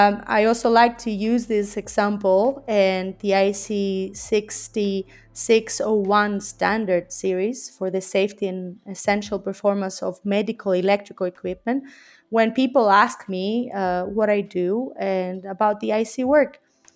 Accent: Greece; moved away as an adult; now in Geneva, Switzerland; In 2009, I came from Greece to Geneva in Switzerland to continue my studies in international relations and diplomacy, and then I stayed.

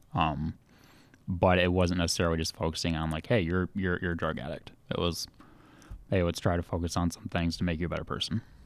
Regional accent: Holland, Michigan, United States; I'm from Holland

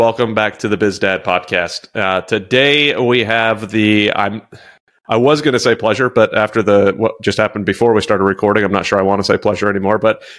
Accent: New York, United States; born there; Like I was born in New York.

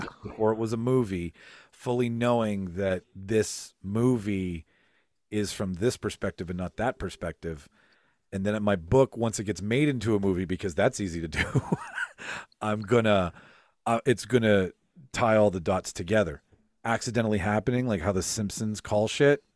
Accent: Canada; we're from Canada, so we dance we dance with our with our Canadian family

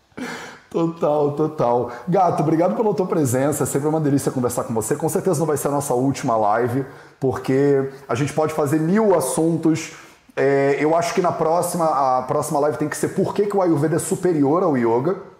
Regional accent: Rio de Janeiro, Brazil; eu criei, fui criado no Rio de Janeiro

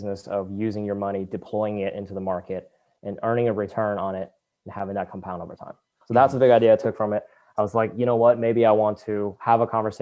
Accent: Katy, Texas, United States; also born or lived in China; I grew up in Katy, Texas, a suburb of Houston

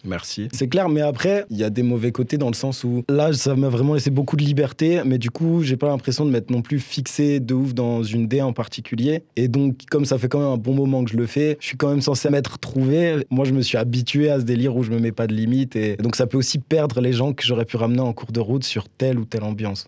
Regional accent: Nancy, Grand Est, France; now in Strasbourg, France; je viens de Nancy de base

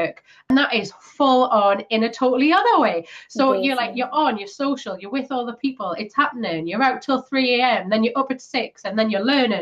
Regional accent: Newcastle upon Tyne, North East England, United Kingdom; In my hometown

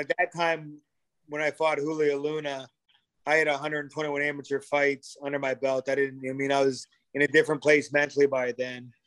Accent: Sarnia, Ontario, Canada; We both played hockey growing up in Sarnia

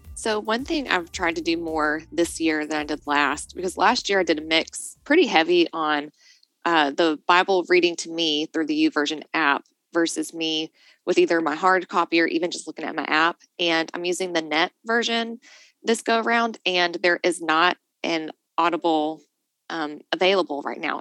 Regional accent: Nashville, Tennessee, United States; moved away; also born or lived in Chattanooga; I come from Nashville originally

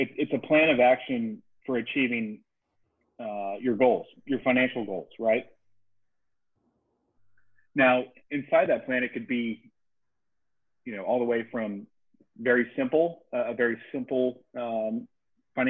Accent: Dayton, Ohio, United States; moved away as an adult; also born or lived in Kentucky; now in Charleston, United States; Originally, I'm from Dayton, Ohio, and moved down here right after college.

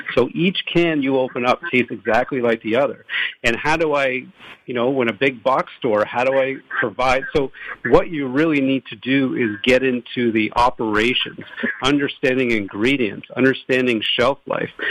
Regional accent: Toronto, Ontario, Canada; moved away as an adult; now in Los Angeles, United States; we're from Toronto originally

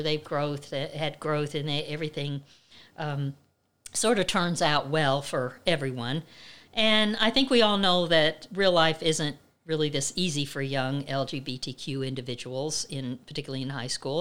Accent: Midwest, United States; I grew up in the Midwest

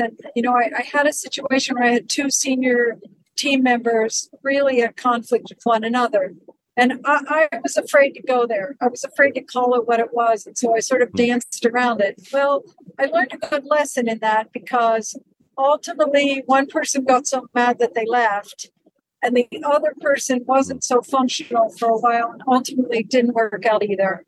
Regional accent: Western Pennsylvania, United States; I grew up in Western Pennsylvania at a ski okay. area called Seven Springs um, Mountain okay. Resort

